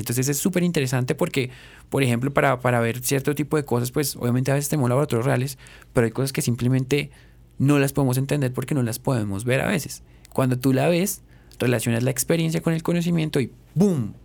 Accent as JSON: {"language": "Spanish", "country": "Colombia", "said": "como colombiano"}